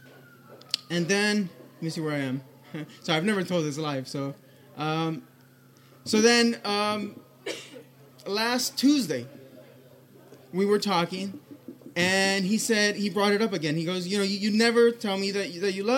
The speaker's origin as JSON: {"language": "English", "country": "Colombia", "tie": "born or raised there", "said": "I'm from Colombia. It's a very traditional country."}